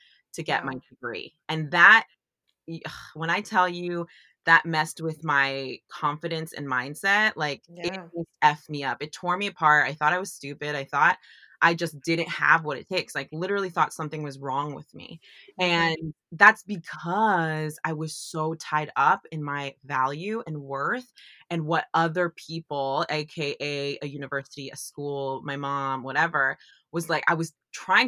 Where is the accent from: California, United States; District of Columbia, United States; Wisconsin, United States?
California, United States; San Francisco Bay Area; I grew up in the San Francisco Bay Area